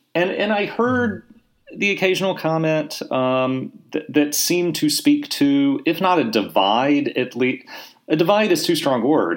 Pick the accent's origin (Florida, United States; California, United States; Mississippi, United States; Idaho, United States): Mississippi, United States; Laurel; also born or lived in Jackson, Mississippi; am originally from from Mississippi. I Uh, grew up in a little town called Laurel